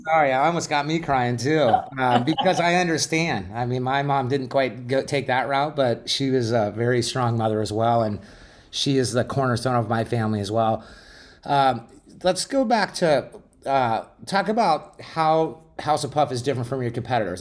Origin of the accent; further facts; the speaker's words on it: Glendale, Arizona, United States; I grew up in Glendale, Arizona